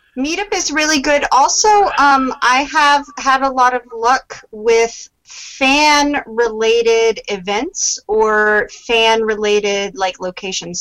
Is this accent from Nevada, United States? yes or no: yes; Las Vegas, Nevada, United States; my hometown of Las Vegas